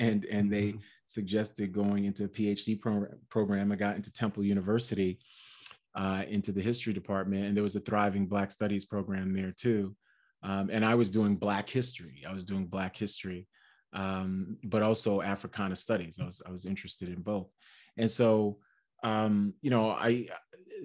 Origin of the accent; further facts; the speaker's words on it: New York City, New York, United States; I grew up in Brooklyn and in Queens, New York city